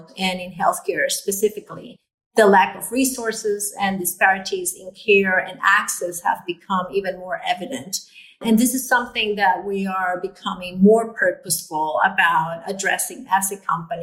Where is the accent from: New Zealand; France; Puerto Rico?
Puerto Rico; I was born in Puerto Rico, and I'm a daughter of immigrants